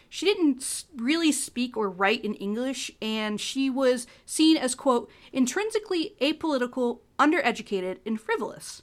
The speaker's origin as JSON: {"language": "English", "region": "Ohio", "country": "United States", "said": "I'm from the Midwest, I'm from Ohio"}